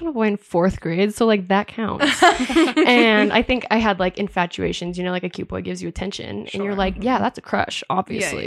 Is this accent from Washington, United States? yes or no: yes; Washington near Seattle, United States; I was raised in Washington near Seattle, so very liberal area.